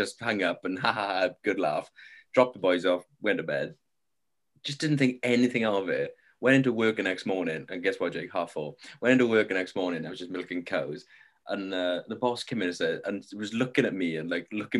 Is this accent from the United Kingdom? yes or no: yes; Wales, United Kingdom